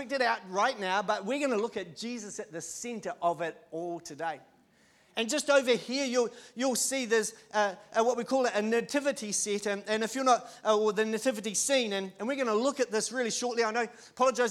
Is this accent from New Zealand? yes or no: yes; Christchurch, Canterbury, New Zealand; But I can remember as a five-year-old growing up, I used to live in Christchurch. I was born in Christchurch